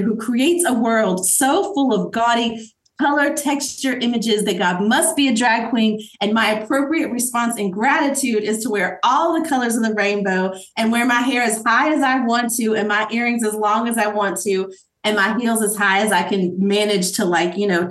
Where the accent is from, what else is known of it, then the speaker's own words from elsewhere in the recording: Asheville, North Carolina, United States; We lived in Asheville, right outside of Asheville, North Carolina, growing up